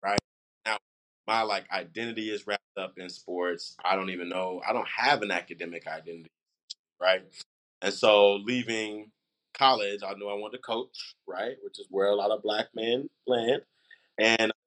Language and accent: English; Kansas City, Missouri, United States; I'm from Kansas City, Missouri, home of the two-time Super Bowl champs, Kansas City Chiefs, just so very clear. I've been here my whole life. I went to school here my whole life.